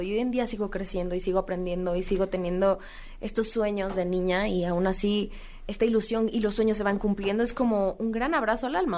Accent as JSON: {"language": "Spanish", "country": "Mexico", "said": "seguir presentando música como mexicana, representar al país"}